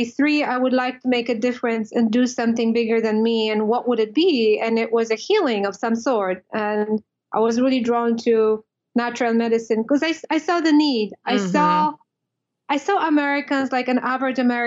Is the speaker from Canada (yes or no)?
no; Poland; moved away as an adult; now in United States; I was born and raised in Poland, and I moved to the States.